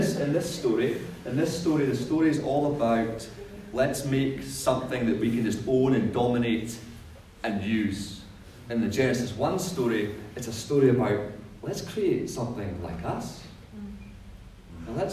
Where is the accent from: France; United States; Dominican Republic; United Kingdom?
United Kingdom; Scotland; now in New Zealand; when I was growing up in Scotland